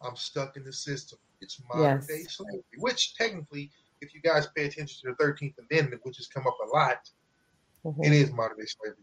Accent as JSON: {"language": "English", "region": "Midwest", "country": "United States", "said": "we're from the Midwest"}